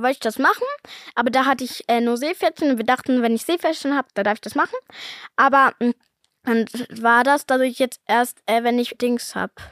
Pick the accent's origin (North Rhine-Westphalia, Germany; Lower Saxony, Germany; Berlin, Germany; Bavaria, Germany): North Rhine-Westphalia, Germany; Cologne; weil ich ja hier in Köln lebe, seit ich geboren bin